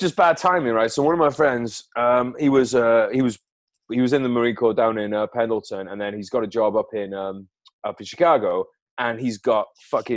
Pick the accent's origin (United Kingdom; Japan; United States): United Kingdom; I'm British.